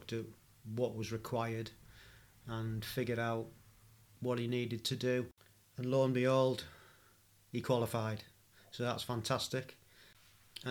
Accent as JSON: {"language": "English", "town": "Stockton-on-Tees", "region": "North East England", "country": "United Kingdom", "tie": "born or raised there", "said": "where I was born in Stockton-on-Tees. It's nice to hear somebody with a familiar accent"}